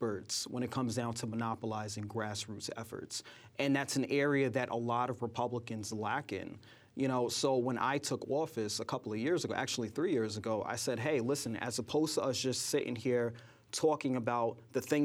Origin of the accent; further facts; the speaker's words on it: New York City, New York, United States; I grew up in Brooklyn. You know, this is my home